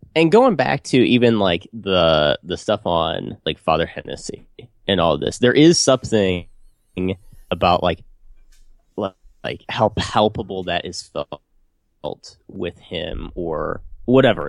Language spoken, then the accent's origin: English; United States; my hometown is, dude, small, small town, U S A.